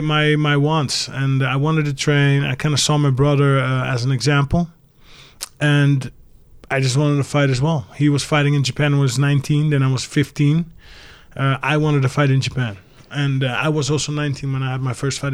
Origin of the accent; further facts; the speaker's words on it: Netherlands; also born or lived in England; Then parents divorced when I was five. So I actually grew up in England. But then when five, we moved back to the Netherlands